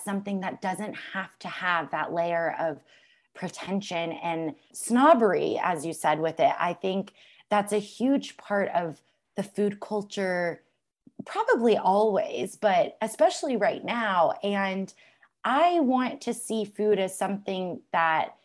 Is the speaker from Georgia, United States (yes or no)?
yes; Alpharetta, Georgia, United States; I grew up in Alpharetta, Georgia